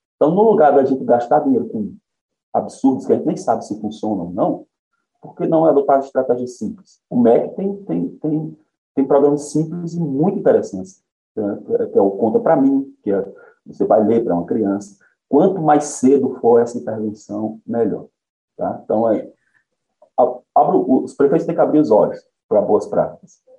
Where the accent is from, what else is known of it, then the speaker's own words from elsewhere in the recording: Conceição, Paraíba, Brazil; Nasci em Conceição, estudei a maior parte da minha vida em Conceição, em escola pública